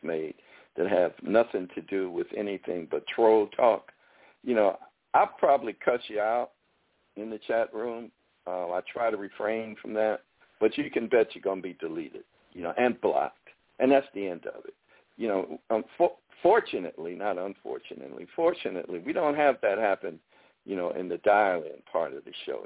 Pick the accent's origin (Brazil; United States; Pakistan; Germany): United States; Chicago, Illinois; now in Texas, United States; I'm from Chicago